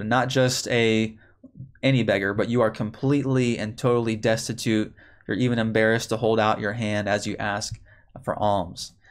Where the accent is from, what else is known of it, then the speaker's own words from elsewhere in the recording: Chicago, Illinois, United States; now in Texas, United States; I grew up in the Chicago area.